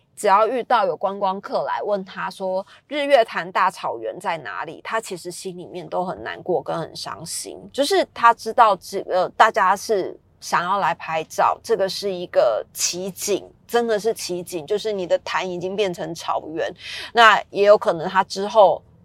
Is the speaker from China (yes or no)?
no; Taiwan; 因为我自己小时候是在乡下长大的